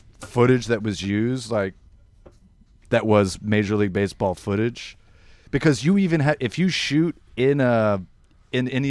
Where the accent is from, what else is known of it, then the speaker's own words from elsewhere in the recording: Tampa Bay area, Florida, United States; I grew up in the Tampa Bay area.